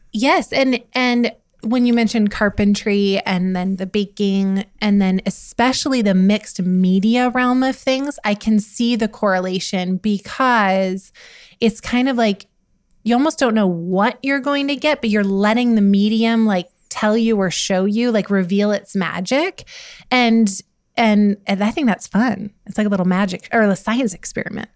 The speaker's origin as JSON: {"language": "English", "country": "United States", "tie": "born or raised there", "said": "I grew up in Montana, Wyoming"}